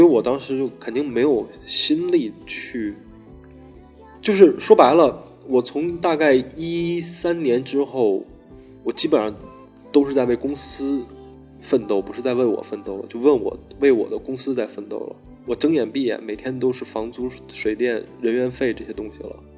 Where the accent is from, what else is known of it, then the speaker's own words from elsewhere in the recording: Beijing, China; 我是北京的